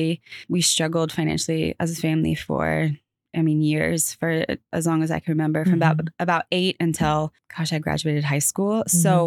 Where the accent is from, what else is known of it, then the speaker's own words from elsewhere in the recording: California, United States; moved away as an adult; now in North Carolina, United States; California, where I grew up